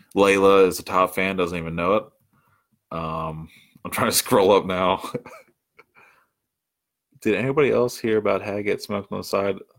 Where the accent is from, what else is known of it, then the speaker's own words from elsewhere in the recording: outside of Baltimore, Maryland, United States; I grew up in Maryland. I grew up fifteen minutes outside of Baltimore